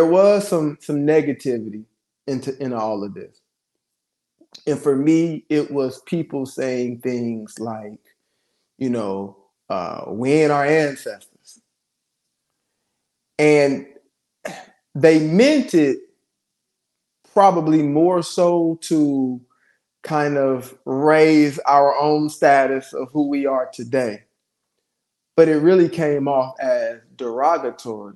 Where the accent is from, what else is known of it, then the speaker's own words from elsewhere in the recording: Ohio, United States; my father ended up being, you know, from my hometown and meet my mother and the whole nine in Ohio.